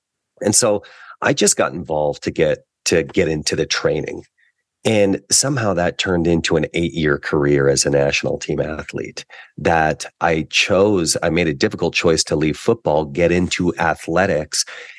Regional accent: Canada; Well, one of the gifts of being a Canadian athlete is you get a year of tuition for each of the years that you're a national team athlete.

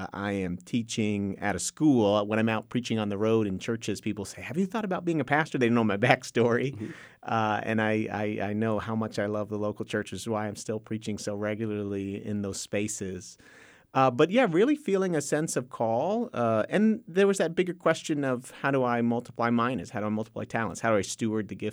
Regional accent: New Jersey, United States; moved away as an adult; also born or lived in Texas; now in Waco, United States; My father immigrated from Honduras when he was 20 years old, joined the military, ended up in the Air Force, which ended up meaning that he was at an Air Force base called Andrews Air Force Base, or McGuire Air Force Base, rather, in South Jersey. So born and raised there

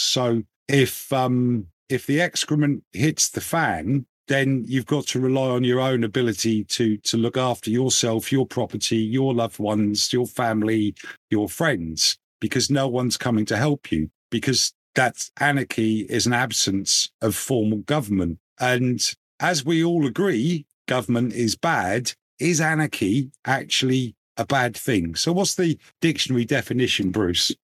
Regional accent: England, United Kingdom; as an Englishman

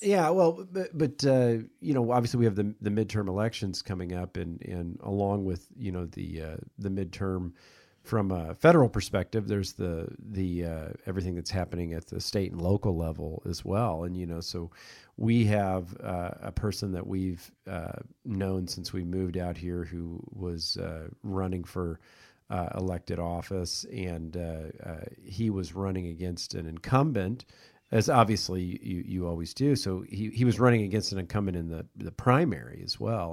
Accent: Kansas City, United States; moved away; I'm from Kansas City

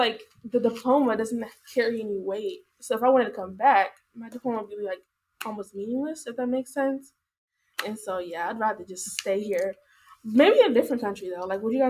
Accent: Missouri, United States; I was born here, but I'm not from here.

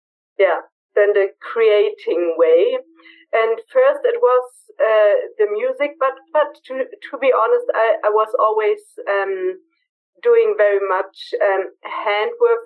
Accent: Berlin, Germany; moved away as an adult; now in Bavaria, Germany; I'm from Berlin, natural born and raised in Berlin

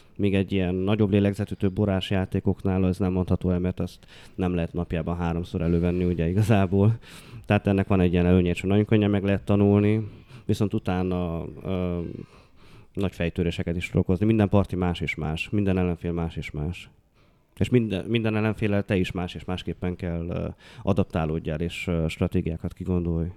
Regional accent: Odorheiu Secuiesc, Harghita County, Romania; now in Cluj-Napoca, Romania; Hát én udvarhelyi vagyok, ugye, de hogy, ö, Kolozsváron tevékenykedem

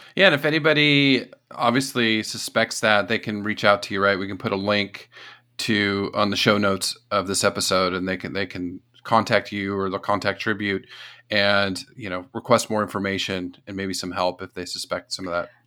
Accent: the desert part of California, United States; moved away; also born or lived in East Coast / Texas / South Carolina / Florida; growing up in California, the desert part of California

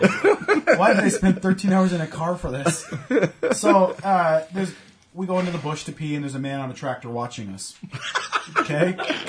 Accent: Canada; So, being Canadian

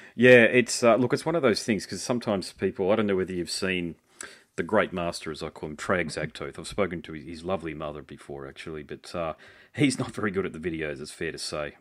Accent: Australia; as an Aussie

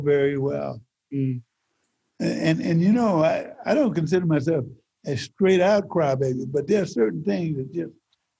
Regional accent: Mississippi, United States; born or raised there; moved away as an adult; now in California, United States

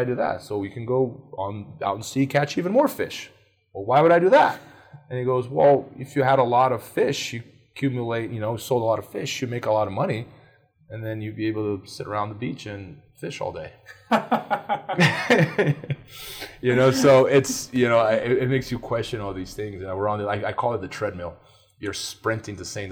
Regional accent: Brazil; moved away; I grew up in Brazil

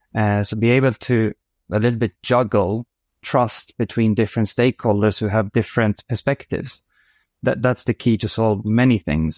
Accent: Uddevalla, Västra Götaland, Sweden; moved away as an adult; also born or lived in France; I'm born outside a quite small city called Uddevalla in, on the west coast of Sweden, which is fairly close to, to Gothenburg. So grew up there

